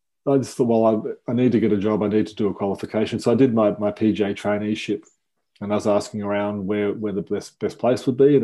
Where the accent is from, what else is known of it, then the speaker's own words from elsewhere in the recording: Melbourne, Victoria, Australia; I won a couple of state championships here in Victoria and Melbourne